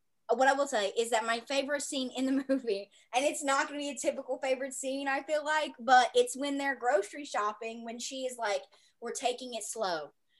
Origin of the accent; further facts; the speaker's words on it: the South, United States; I am from the South.